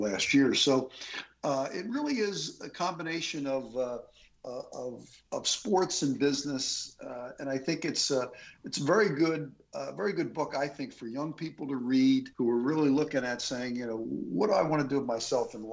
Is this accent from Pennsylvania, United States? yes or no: yes; Philadelphia, Pennsylvania, United States; growing up in the Philadelphia area